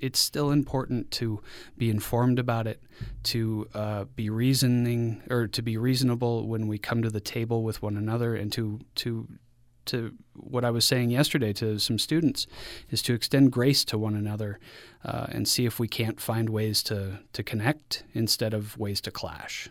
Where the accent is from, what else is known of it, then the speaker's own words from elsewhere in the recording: Mexico; now in Utah, United States; growing up in Mexico